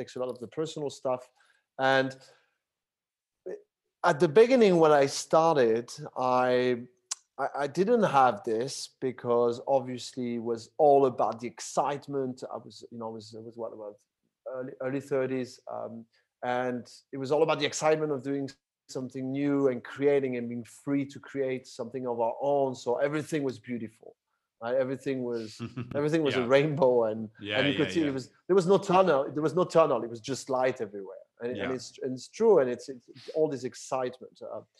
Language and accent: English; Paris, Île-de-France, France; now in Barcelona, Spain; I'm originally from France, from Paris. But was, you know, most of my life spent it outside of France, and in different countries in Europe and outside of Europe. And I currently live in Barcelona, Spain